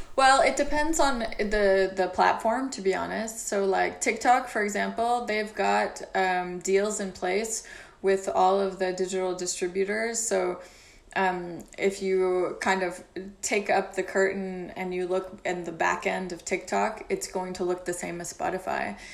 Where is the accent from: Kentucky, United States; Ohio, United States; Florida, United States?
Kentucky, United States; Louisville; moved away as an adult; also born or lived in Glasgow, Scotland / London; now in Paris, France; I was born in Louisville, Kentucky, in the U.S.